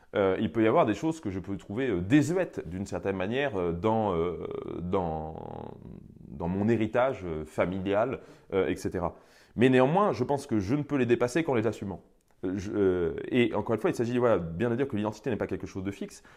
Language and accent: French; France; je n'ai pas choisi de naître français